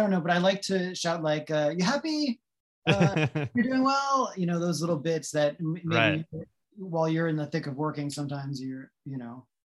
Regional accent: north of New Orleans, Louisiana, United States; moved away; also born or lived in Los Angeles; I grew up in Louisiana, so north of New Orleans, and my parents were divorced.

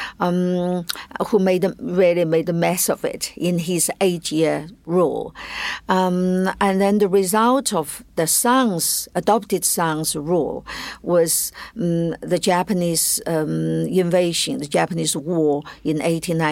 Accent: China; I as growing up in China

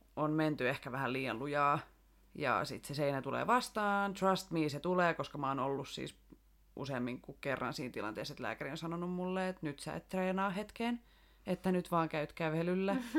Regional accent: Rauma, Satakunta, Finland; also born or lived in Tampere; now in Turku, Finland; lapsuudesta Raumalta.

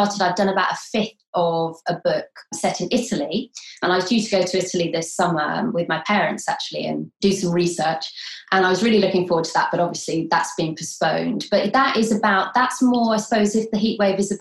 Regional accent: London, United Kingdom; moved away; I was born in London

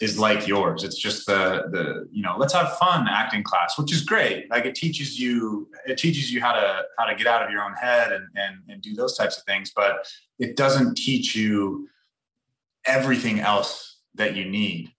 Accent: Toronto, Ontario, Canada; also born or lived in Orange County, California; now in Los Angeles, United States; I'm from Toronto

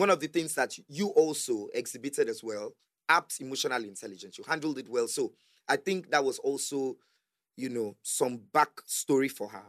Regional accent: Lagos, Nigeria; I grew up in Yaba

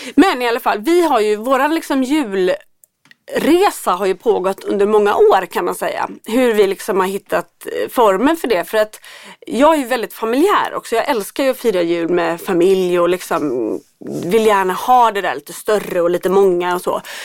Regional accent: Gothenburg, Västra Götaland, Sweden; i Göteborg där jag kommer ifrån

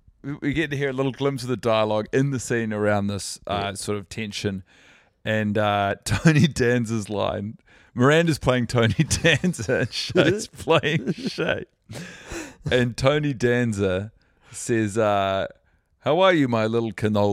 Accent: Christchurch, Canterbury, New Zealand; now in Auckland, New Zealand; I'm from Christchurch, but I'm an Aucklander.

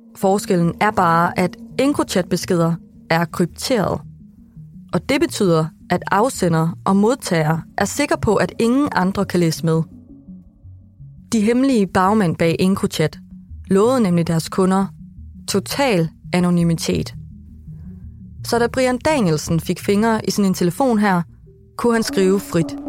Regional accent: Vildbjerg, Central Denmark Region, Denmark; i Vildbjerg, hvor jeg er fra.

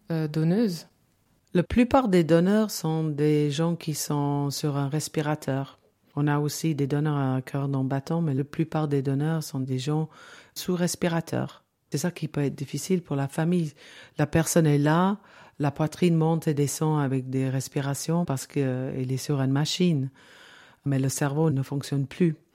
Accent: England, United Kingdom; French is a second language; Donc, euh, on était deux anglaises à se parler en français.

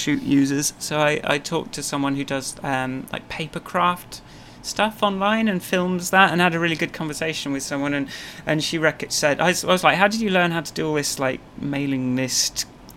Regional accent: England, United Kingdom; I'm English

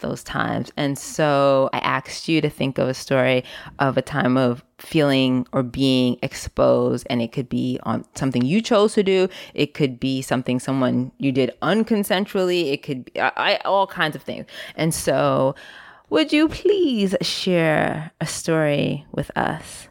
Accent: New York City, New York, United States; i grew up also in New York City in the Bronx

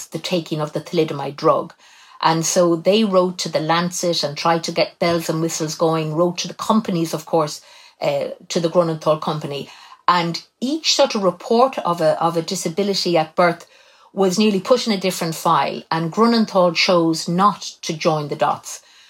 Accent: Cobh, Munster, Ireland; I was born in Cove, County Cork, and I was born in October 1961.

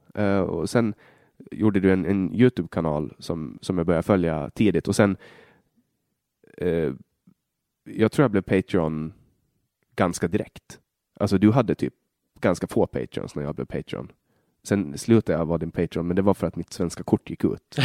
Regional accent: Sweden; från där jag kommer ifrån

